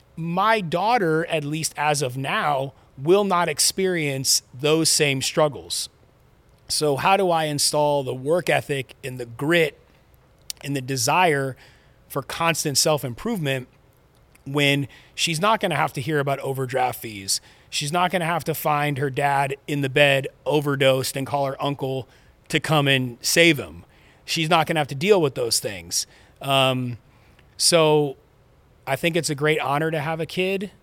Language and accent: English; Los Angeles, California, United States; I grew up in Southern California. I was born in Van Nuys Hospital.